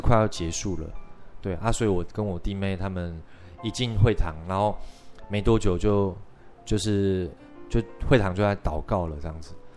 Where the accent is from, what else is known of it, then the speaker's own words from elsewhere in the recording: Shetou, Changhua County, Taiwan; now in Taipei, Taiwan; 那我的故乡其实在，呃，彰化县社头乡